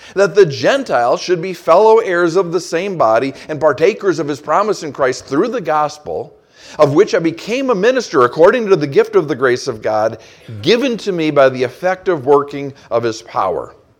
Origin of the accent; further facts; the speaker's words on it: Saint Paul, Minnesota, United States; moved away; I grew up in Saint Paul, Minnesota